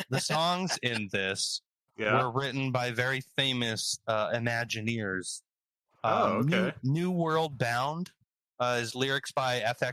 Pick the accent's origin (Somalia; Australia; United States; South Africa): United States; West Coast; Matt and I grew up on the West Coast, so we were closer to Disneyland